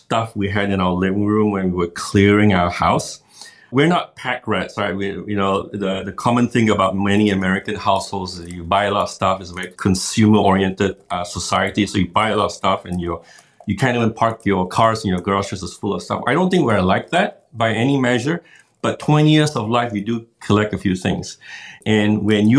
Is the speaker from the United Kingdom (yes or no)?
no; Malaysia; moved away as an adult; also born or lived in Seattle, United States; now in Singapore; We're both born and raised in Malaysia, and we've lived in the Seattle area in the United States for the last 20 odd years